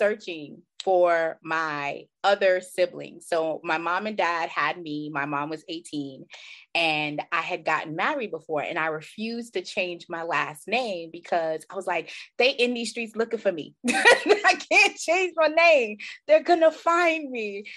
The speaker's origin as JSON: {"language": "English", "country": "Jamaica", "tie": "born or raised there", "moved": "yes", "lives_now": "United States", "said": "I'm originally from Jamaica"}